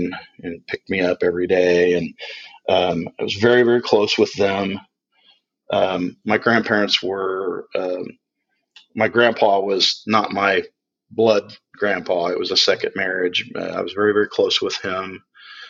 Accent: Indianapolis, Indiana, United States; I was born in November of 67 in Indianapolis. And I grew up in a family of four children

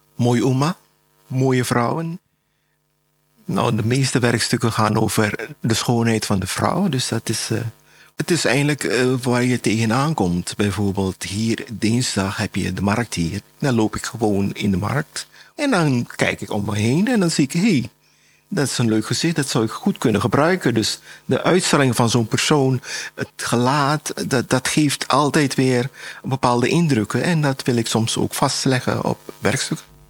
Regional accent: Suriname; ik ben in Suriname geboren

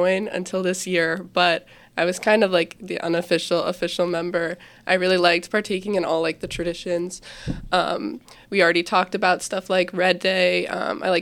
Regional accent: Fairview, United States; I also grew up going to Fairview. Me and Tessa actually went to kindergarten together, so I've grown up kind of surrounded by these schools and this community

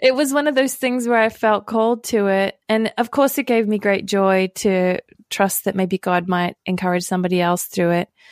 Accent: Australia; moved away; I grew up in Australia

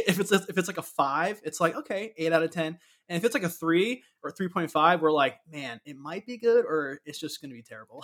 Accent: Orlando, Florida, United States; growing up in Orlando

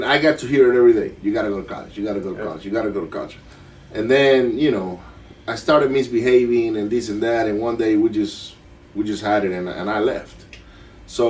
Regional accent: Maracaibo, Zulia, Venezuela; English is a second language; moved away as an adult; also born or lived in Miami; now in Katy, United States; I grew up in Venezuela, Maracaibo, which is a city where every kid gets bullied

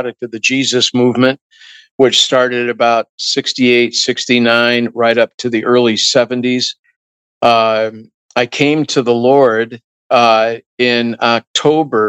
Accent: Wheaton, Illinois, United States; growing up in Wheaton, Illinois, the holy city

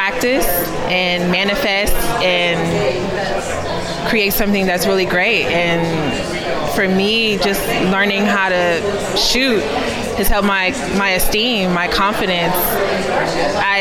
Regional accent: Houston, Texas, United States; moved away as an adult; now in Oakland, United States; I was born in Houston.

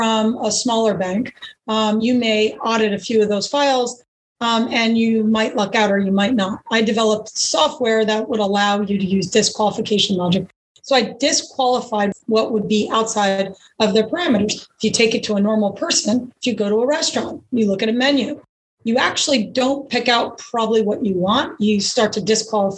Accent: Catskill Mountains, New York, United States; I grew up in the Northeast, actually, New York. I grew up in the Catskill Mountains.

